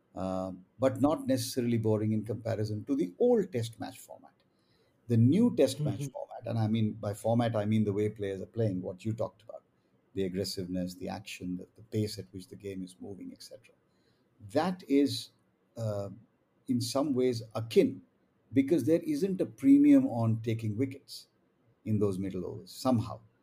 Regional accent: India; as an Indian

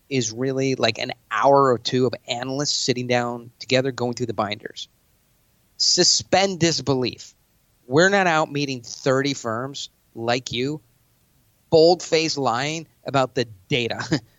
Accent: New York, United States; now in Scottsdale, United States; I'm from New York.

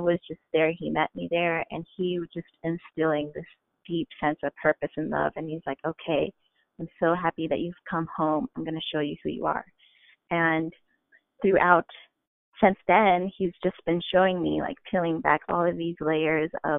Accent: Indiana, United States; moved away as an adult; also born or lived in San Francisco Bay Area; growing up in Indiana, I grew up in a household

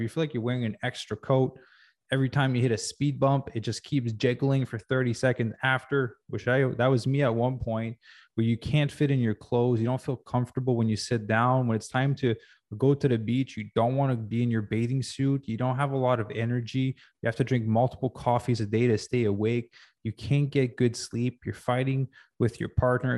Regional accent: Quebec, Canada; now in Los Angeles, United States; growing up in Quebec

